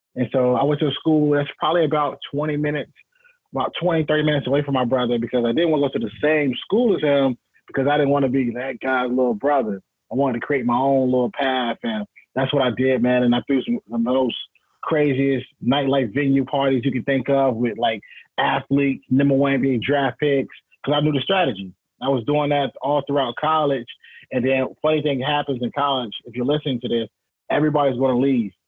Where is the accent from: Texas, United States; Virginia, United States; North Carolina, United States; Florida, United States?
North Carolina, United States; Rocky Mount; my hometown. So at 14, man, I went back home to Rocky Mount, North Carolina